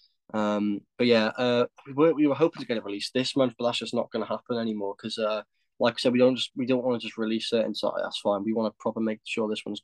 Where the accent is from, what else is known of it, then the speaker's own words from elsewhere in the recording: Cardiff, Wales, United Kingdom; we're from Cardiff